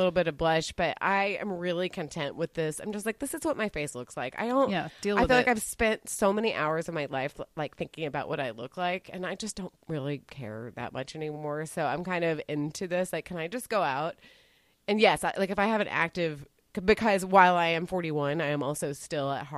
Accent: Dallas, Texas, United States; I grew up in Texas. I and the thing is, like, so I grew up in Dallas in particular.

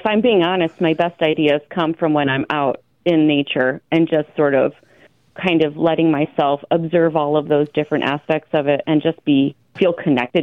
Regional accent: Clinton, Iowa, United States; I'm like a born and bred Iowan. I was born and raised in Clinton, Iowa, and I left for several years and just moved back to the area in like 2016, 2017

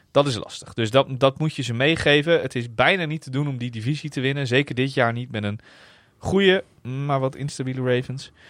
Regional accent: Netherlands; we uit Nederland kwamen

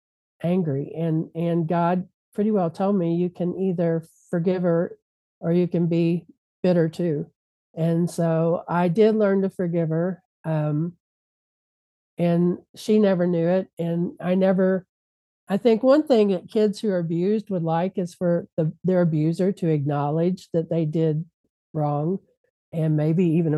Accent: Louisville, Kentucky, United States; moved away; I'm from Louisville, Kentucky, and my parents were still in Louisville.

